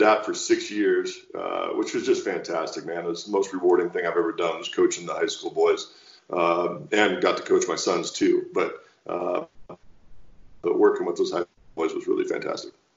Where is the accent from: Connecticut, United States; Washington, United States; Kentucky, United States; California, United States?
Washington, United States; Walla Walla; launched a double back winery back in my hometown of Walla Walla, Washington